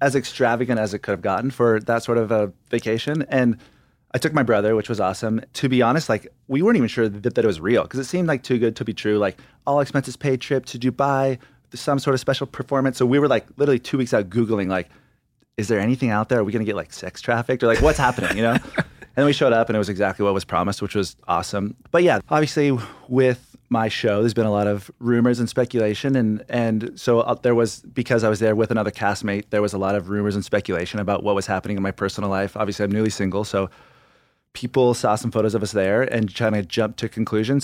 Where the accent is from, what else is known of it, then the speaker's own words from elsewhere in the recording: California, United States; I grew up in California, so somewhere on the California coast